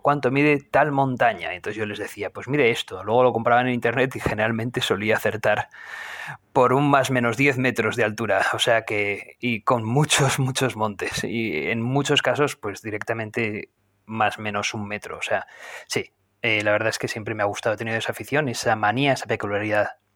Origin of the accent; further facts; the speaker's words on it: Navarre, Spain; Yo soy de Navarra